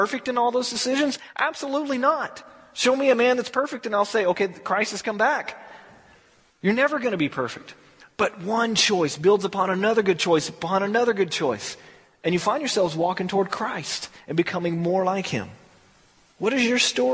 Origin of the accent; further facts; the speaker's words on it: Texas, United States; I'm from Texas